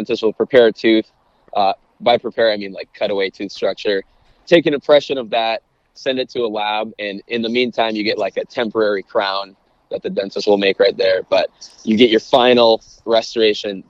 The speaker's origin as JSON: {"language": "English", "town": "St. Paul", "region": "Minnesota", "country": "United States", "tie": "born or raised there", "also_born_or_lived": "Evanston, Illinois", "moved": "as an adult", "lives_now": "Los Angeles, United States", "said": "I was born and raised in St. Paul, Minnesota"}